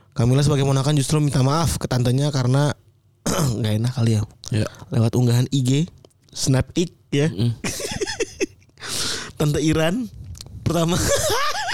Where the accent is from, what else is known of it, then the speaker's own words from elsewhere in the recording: Java, Indonesia; now in Jakarta, Indonesia; dari Jawa ya eh aku perantau